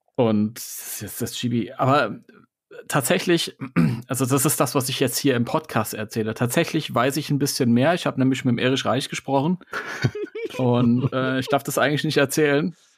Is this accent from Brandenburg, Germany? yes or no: no; Hesse, Germany; Ich bin Hesse.